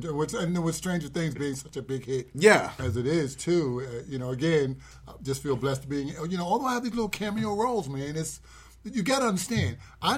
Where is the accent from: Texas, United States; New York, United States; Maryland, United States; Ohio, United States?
New York, United States; New York City; I grew up in Harlem.